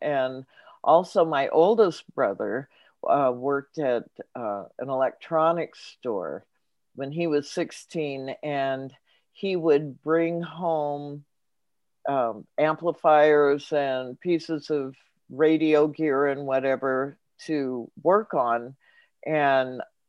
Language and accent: English; Los Angeles, California, United States; I grew up in Los Angeles, which is not far from Hollywood.